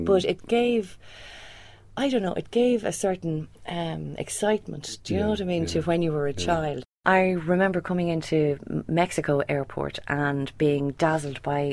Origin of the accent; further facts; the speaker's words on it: Swords, Leinster, Ireland; moved away as an adult; also born or lived in United Kingdom / Europe; I'm actually from North County Dublin, and the airport has been an integral part of my life growing up in Swords